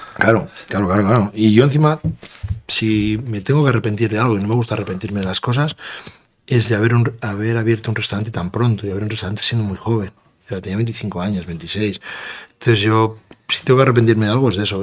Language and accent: Spanish; Castroverde de Campos, Castile and León, Spain; voy a situar mi pueblo donde yo quiero